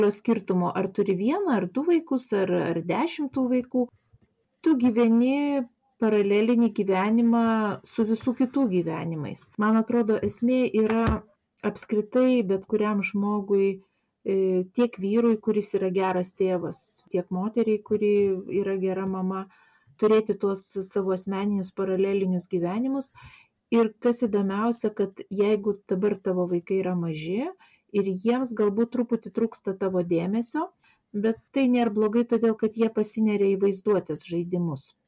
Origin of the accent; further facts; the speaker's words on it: Vilnius, Vilnius County, Lithuania; moved away as an adult; now in Klaipėda, Lithuania; aš esu Vilnietė, vad Klaipada jau senai gyvenu, bet būdama Vilniuje gyvendama